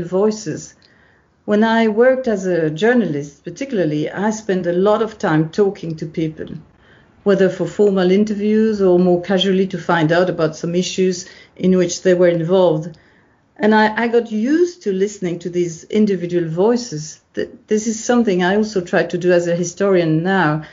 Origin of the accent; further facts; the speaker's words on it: Belgium; moved away as an adult; also born or lived in Tokyo, Japan; I'm originally from Belgium, where I got an undergraduate degree in law